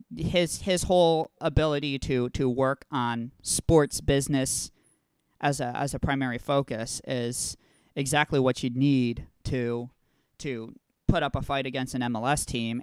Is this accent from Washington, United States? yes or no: no; Texas, United States; as a Texan